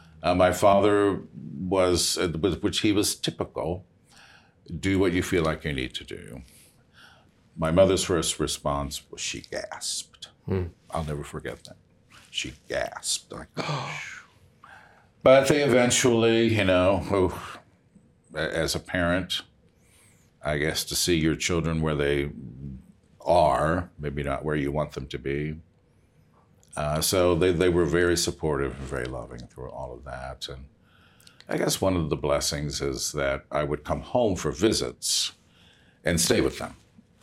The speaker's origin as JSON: {"language": "English", "town": "Chicago", "region": "Illinois", "country": "United States", "said": "He was working at the Central State Hospital, but I'm from Chicago."}